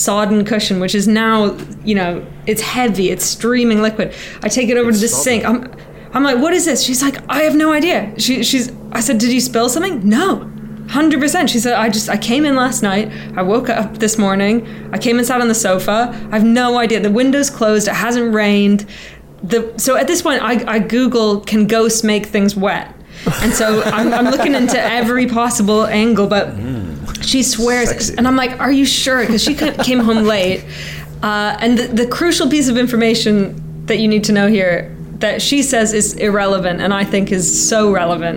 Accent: Canada; now in United Kingdom; I'm Canadian

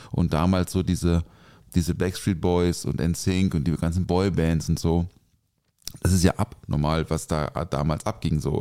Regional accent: Offenburg, Baden-Württemberg, Germany; Ich bin ja in Offenburg aufgewachsen

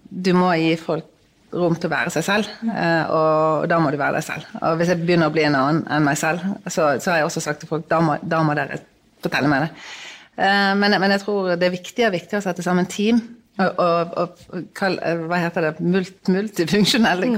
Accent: Bergen, Vestland, Norway; jeg er fra Bergen

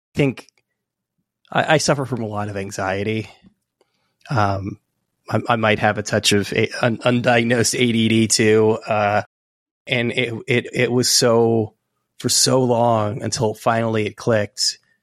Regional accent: California, United States; moved away as an adult; also born or lived in Santa Cruz, California; now in New York City, United States; I live in New York City now, but I'm from California

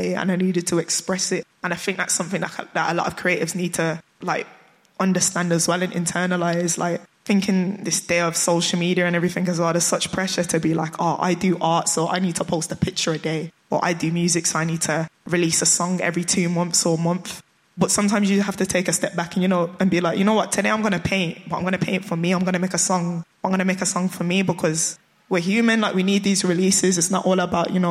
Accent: Birmingham, West Midlands, United Kingdom; a Brummie

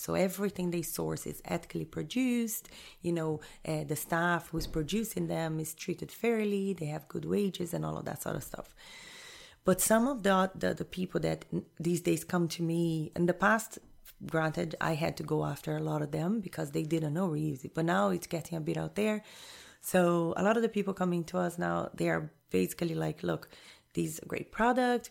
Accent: Rio de Janeiro, Brazil; moved away as an adult; also born or lived in Jamaica / Honduras / Panama; I was born and raised in Rio, in Brazil.

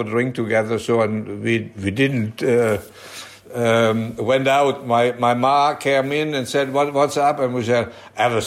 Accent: Emmerich, North Rhine-Westphalia, Germany; I grew up in Germany, so I spoke a little bit Dutch

